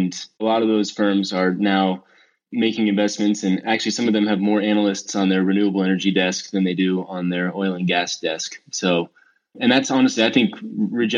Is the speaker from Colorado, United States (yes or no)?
yes; Denver, Colorado, United States; also born or lived in San Diego; I was born and raised in Denver.